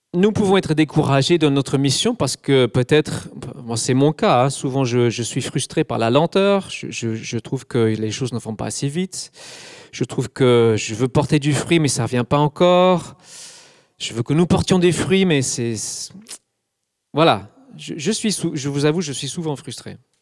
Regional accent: England, United Kingdom; French is a second language; moved away as an adult; also born or lived in Scotland; now in Alsace, France; Je suis anglais. J'ai vécu jusqu'à 24-25 ans en Angleterre

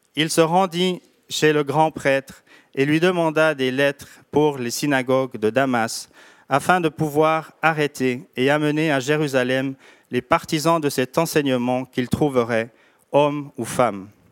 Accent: Switzerland; on vient de Suisse

